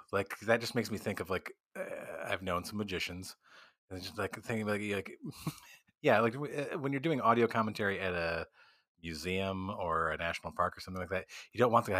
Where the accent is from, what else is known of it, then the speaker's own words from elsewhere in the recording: Midwest, United States; now in New York, United States; But I started out as an actor. So that's why I moved to New York from the Midwest, was to do acting.